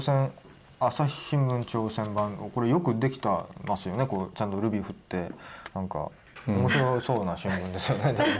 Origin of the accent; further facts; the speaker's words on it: Sapporo, Hokkaido, Japan; 僕も道民